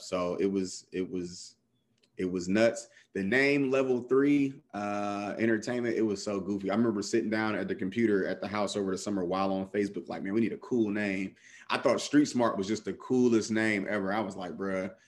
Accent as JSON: {"language": "English", "town": "Cleveland", "region": "Ohio", "country": "United States", "also_born_or_lived": "Columbus, Ohio", "said": "I had to go home back to Cleveland"}